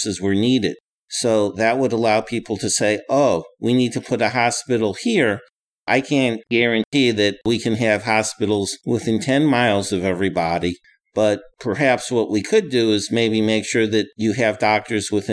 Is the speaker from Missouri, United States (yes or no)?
yes; St. Louis, Missouri, United States; I'm originally from Missouri. I grew up in the St. Louis area.